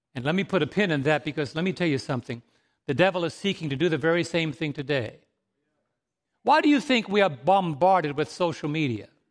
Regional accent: New York City, New York, United States; growing up in New York City

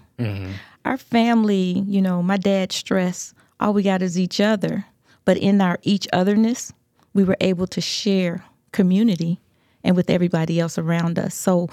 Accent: Arkansas, United States; You know, I grew up in Arkansas, Southern.

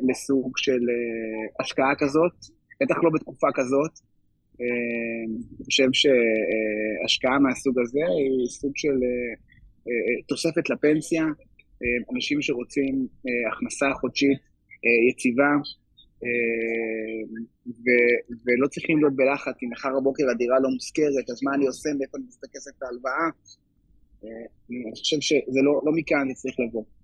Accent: Poland; Hebrew is a second language; אני, אני פולני, גל ואני נשואים

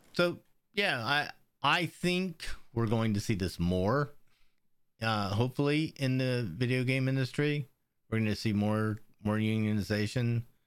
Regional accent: Pennsylvania, United States; growing up in Pennsylvania

